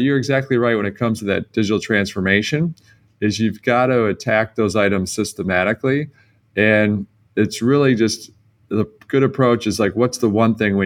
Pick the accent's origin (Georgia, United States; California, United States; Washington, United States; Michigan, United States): Michigan, United States; Detroit; I come from Detroit